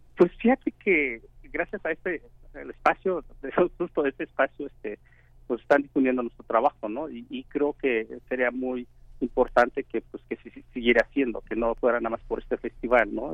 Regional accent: Oaxaca, Mexico; moved away; also born or lived in Mexico City; soy de Oaxaca

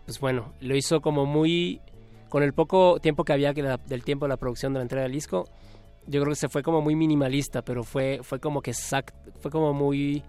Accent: Yucatán, Mexico; me siento más yucateco

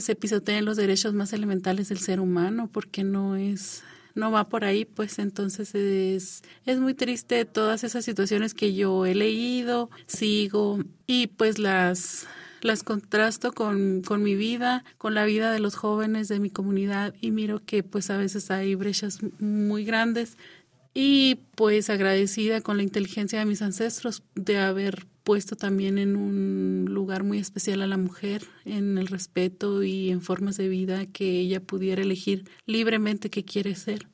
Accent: Baja California, Mexico; nos adecuamos a las leyes mexicanas porque estamos en México, pero dentro de nuestro pueblo somos una nación

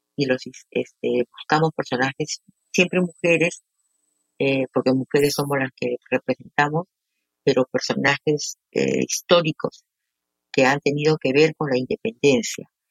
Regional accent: Peru; como peruana

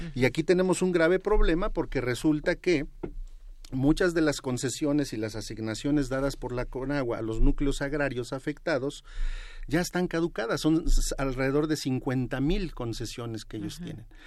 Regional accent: State of Mexico, Mexico; yo vengo del Estado de México

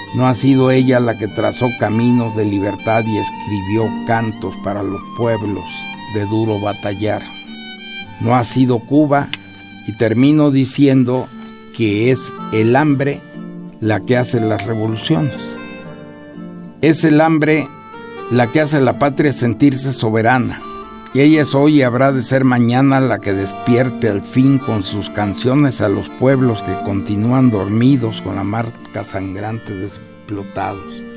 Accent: Mexico; mi país

